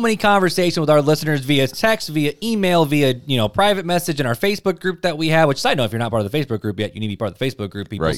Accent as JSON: {"language": "English", "area": "right outside of Chicago", "region": "Illinois", "country": "United States", "tie": "born or raised there", "said": "I grew up right outside of Chicago"}